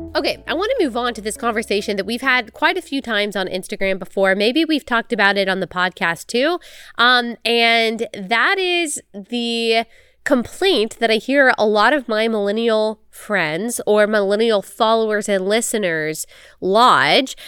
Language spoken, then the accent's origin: English; Texas, United States; moved away as an adult; also born or lived in South Carolina; I grew up in Texas and I went to school in South Carolina